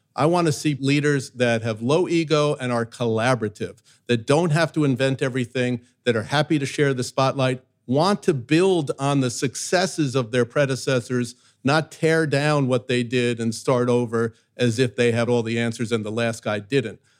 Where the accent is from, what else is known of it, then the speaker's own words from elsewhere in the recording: New York, United States; I grew up in New York where everybody's their authentic self